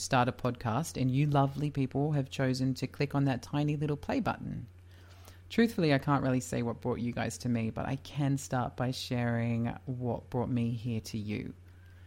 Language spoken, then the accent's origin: English; Leicester, East Midlands, United Kingdom; I was born in Leicester, England in August of 1985.